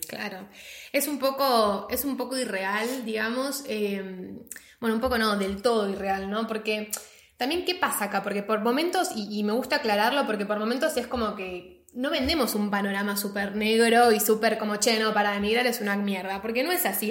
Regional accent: Argentina; moved away; nosotros somos argentinas

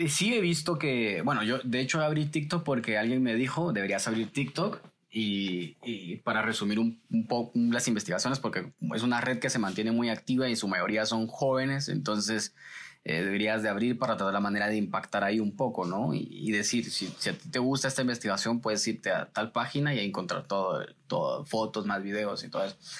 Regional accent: Guatemala City, Guatemala Department, Guatemala; yo crecí en una zona roja de la ciudad de Guatemala y para ser específicamente el Paraíso 2, zona 18.

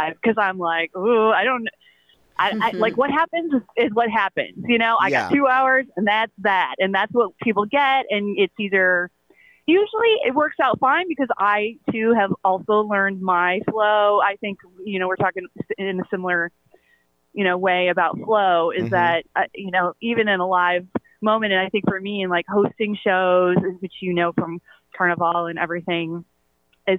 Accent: Toledo, Ohio, United States; also born or lived in San Francisco; now in New York, United States; I was raised in Toledo. I was born in San Francisco, and I've lived in New York for 25 years

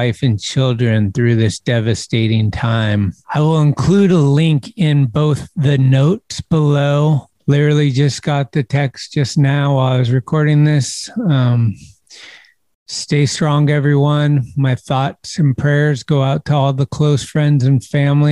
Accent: San Carlos, California, United States; my hometown, San Carlos, California

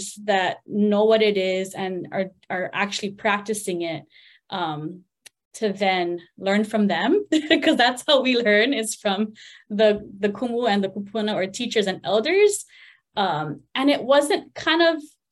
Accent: Hawaii, United States; I just kind of growing up around Hawaii

